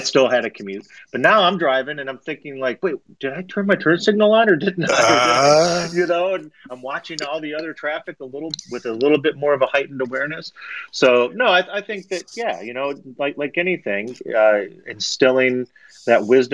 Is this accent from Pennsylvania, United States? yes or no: no; Toledo, Ohio, United States; moved away; also born or lived in Florida; I grew up on the Great Lakes and mainly Lake Erie and up there in Northwest Ohio